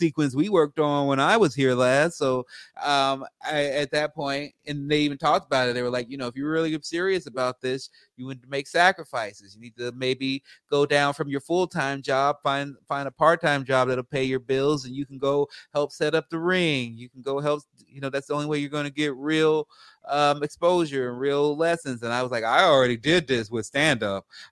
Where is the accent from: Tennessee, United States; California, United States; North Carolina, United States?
California, United States; Los Angeles; I am from Los Angeles. I was born in Los Angeles, and I've been a stand-up here for a long time